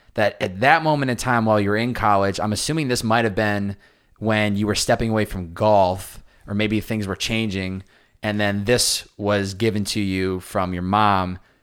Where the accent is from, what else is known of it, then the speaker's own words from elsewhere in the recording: Boston, Massachusetts, United States; growing up in Boston